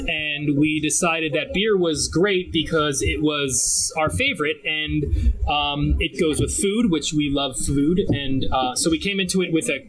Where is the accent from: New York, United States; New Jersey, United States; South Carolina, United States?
New Jersey, United States; Red Bank; Right here in Red Bank.